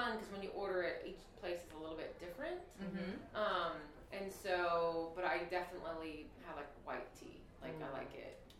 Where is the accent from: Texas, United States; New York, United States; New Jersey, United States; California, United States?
Texas, United States; Houston; And it was not, I was from Houston.